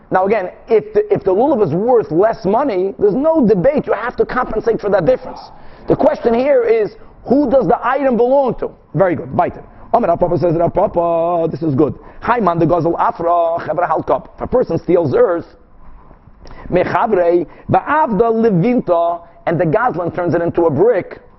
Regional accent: Brazil; English is a second language; I'm from Brazil, guys. I have a good excuse.

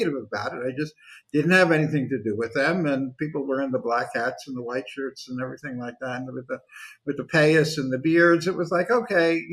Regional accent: New York City, New York, United States; moved away as an adult; now in Jerusalem, Israel; I grew up in the Sheepshead Bay section of Brooklyn

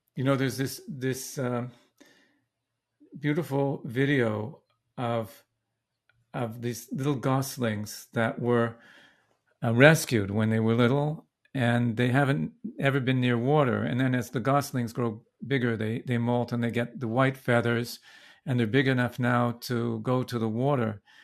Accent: Vancouver, British Columbia, Canada; now in Brooklyn, United States; I was born in Vancouver.

